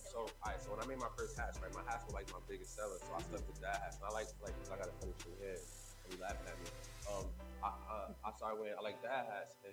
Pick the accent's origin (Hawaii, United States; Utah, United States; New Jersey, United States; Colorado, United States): New Jersey, United States; I'm from Jersey, so you know, it's always a Jersey homies, always.